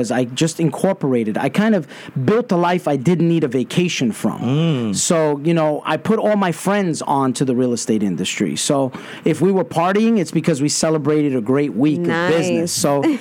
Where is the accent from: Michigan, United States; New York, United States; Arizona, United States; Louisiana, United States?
New York, United States; New York City; growing up in Brooklyn, going to public schools